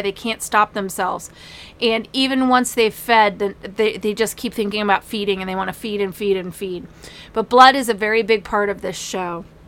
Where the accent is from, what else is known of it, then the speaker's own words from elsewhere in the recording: Manassas, Virginia, United States; I grew up in Manassas, Virginia, where we got to see Civil War reenactments